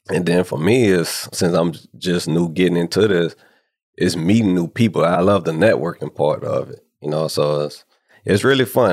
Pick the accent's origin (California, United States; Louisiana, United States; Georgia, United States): Louisiana, United States; New Orleans; moved away as an adult; now in Houston, United States; I was born and raised in New Orleans, Louisiana. And I moved to Houston right after I graduated from high school.